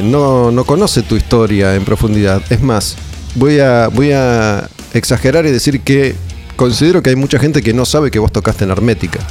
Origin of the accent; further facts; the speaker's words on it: Olivos, Buenos Aires Province, Argentina; Yo soy de Olivos